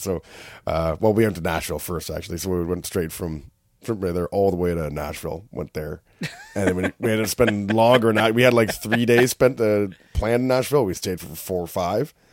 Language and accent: English; Canada; accent: Canadian; also born or lived in Whistler